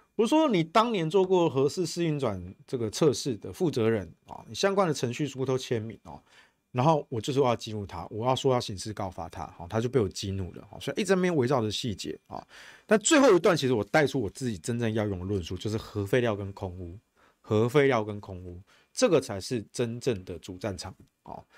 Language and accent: Chinese; Taichung, Taiwan; 我们台中人